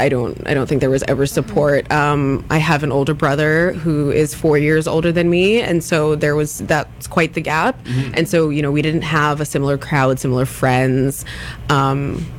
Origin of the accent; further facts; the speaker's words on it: Ladner, British Columbia, Canada; as a child and as a teenager going to high school in my hometown